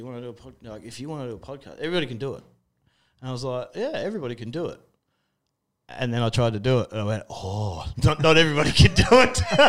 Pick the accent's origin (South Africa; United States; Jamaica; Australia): Australia; we're both Australian blokes